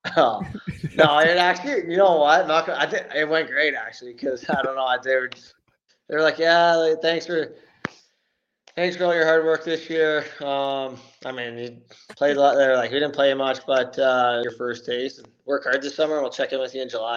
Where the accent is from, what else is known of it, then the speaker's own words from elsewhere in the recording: Belleville, Ontario, Canada; I'm from Belleville here, which is two hours from Toronto